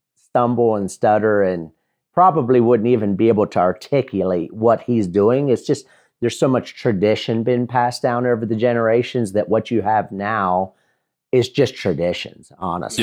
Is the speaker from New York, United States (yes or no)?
no; Lancaster, Pennsylvania, United States; also born or lived in Mifflintown, Pennsylvania; I was born and raised in Lancaster, Pennsylvania, or about twenty-five miles southeast of it in a small Mennonite and Amish community